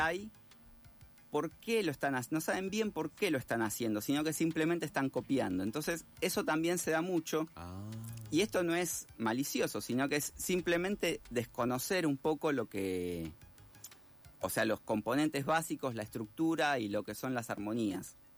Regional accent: Argentina; como somos los, los argentinos

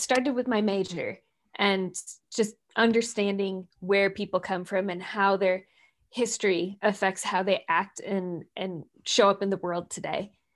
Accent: Minnesota, United States; moved away as an adult; now in Seattle, United States; I grew up in Minnesota

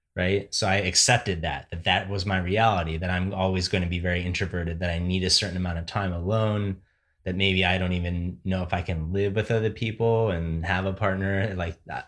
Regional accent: Barrington, Illinois, United States; moved away; in Barrington, the town I grew up

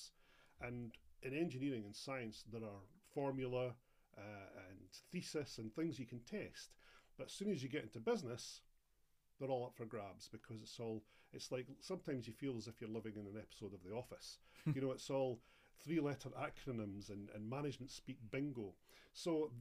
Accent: Edinburgh, Scotland, United Kingdom; I'm Edinburgh, born and bred

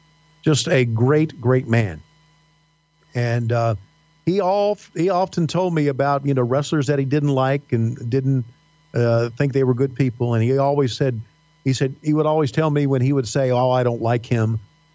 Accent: Virginia, United States; accent: Southern; moved away; I worked hard on getting rid of my Southern accent because my Southern accent, when I left the mountains of Virginia back in the late 70s, was really deep, dyed-in-the-wool type, Huntsville, Alabama type bullshit.

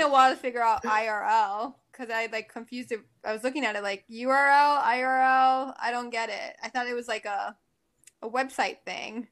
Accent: Miami, Florida, United States; born and raised in Miami

